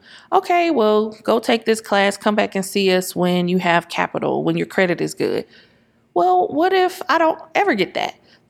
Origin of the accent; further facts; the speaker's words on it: St. Louis, Missouri, United States; Because we come from St. Louis. Everything is literally 15, 20 minutes away.